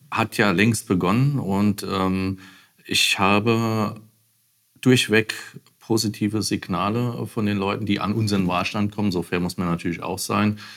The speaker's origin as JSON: {"language": "German", "town": "Bad Kreuznach", "region": "Rhineland-Palatinate", "country": "Germany", "tie": "born or raised there", "said": "ich komme aus Bad Kreuznach. Äh, Winsenheim bin ich groß geworden. Ähm, habe zwischendurch auch in Bad Kreuznach gelebt und äh, wohne seit 2017 mit meiner Familie in Bosenheim."}